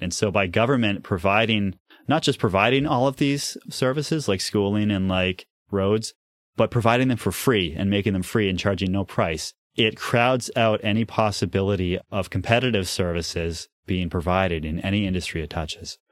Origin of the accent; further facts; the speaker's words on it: New Hampshire, United States; I grew up in New Hampshire